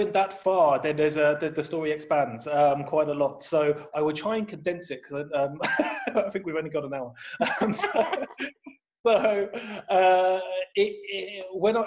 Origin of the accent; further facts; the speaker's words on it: Luton, East of England, United Kingdom; moved away as an adult; also born or lived in Northampton; now in Netherlands; So I was born in the Luton and Dunstable Hospital in Luton. I grew up there. I spent the first, I'd say 19 years of my life in the house that my dad still lives in.